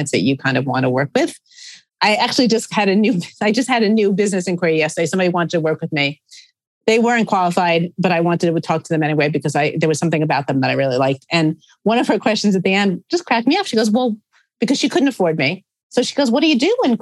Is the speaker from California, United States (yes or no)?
no; New York, United States; I am a New Yorker